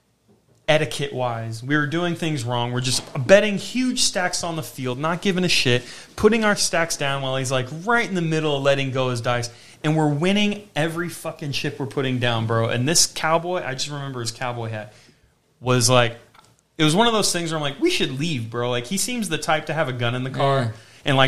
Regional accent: Las Vegas, Nevada, United States; I was down to be from Vegas, you know, because I just moved here

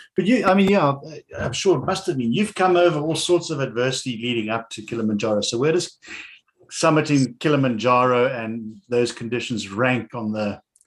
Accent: South Africa; I remember as growing up in the Cape

